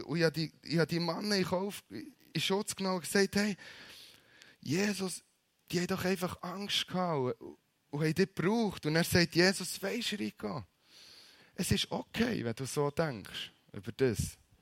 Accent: Bern, Switzerland; als Berner

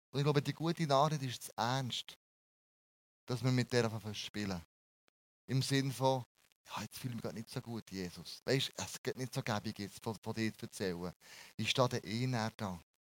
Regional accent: Bern, Switzerland; wir als Berner

